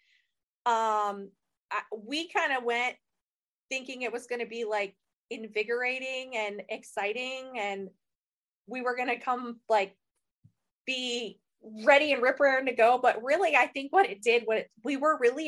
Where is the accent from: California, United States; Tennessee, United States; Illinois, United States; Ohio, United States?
Ohio, United States; we're from Ohio. We're small town girls